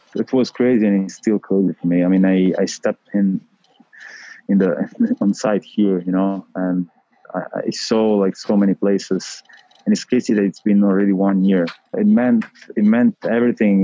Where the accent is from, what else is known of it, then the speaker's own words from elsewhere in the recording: Rome, Lazio, Italy; English is a second language; I am from Rome. I was born in Rome